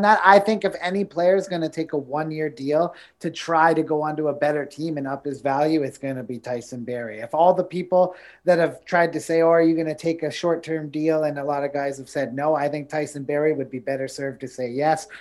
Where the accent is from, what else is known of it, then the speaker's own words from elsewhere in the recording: Niagara, Ontario, Canada; Growing up in Niagara